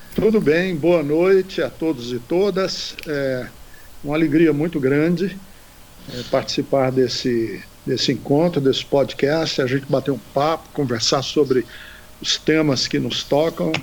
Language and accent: Portuguese; Londrina, Paraná, Brazil; moved away; also born or lived in Ceará; eu passei grande parte da minha infância em Londrina, no Paraná